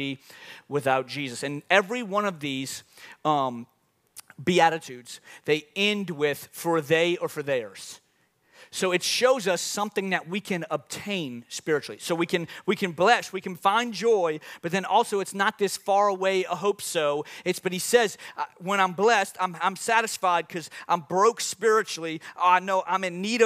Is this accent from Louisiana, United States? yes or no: yes; New Orleans, Louisiana, United States; moved away; I'm from New Orleans